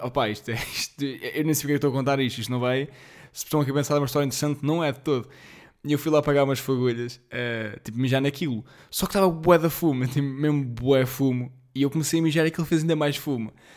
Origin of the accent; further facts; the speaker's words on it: Colmeias, Centro, Portugal; moved away; eu sou de uma aldeia chamada Colmeias, como sabem, e ardeu lá bastante